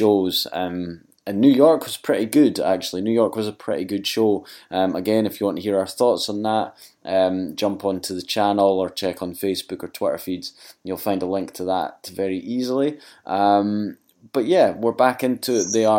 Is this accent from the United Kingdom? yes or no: yes; Scotland, United Kingdom; Being Scottish